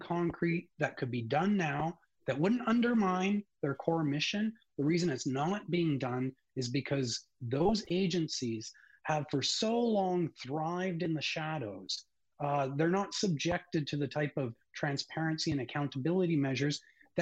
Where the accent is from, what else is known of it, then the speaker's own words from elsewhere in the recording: Canada; as a Canadian